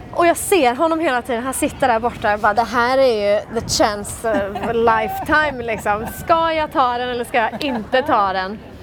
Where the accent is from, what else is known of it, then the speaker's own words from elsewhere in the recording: Sweden; jeg er jo fra Sverige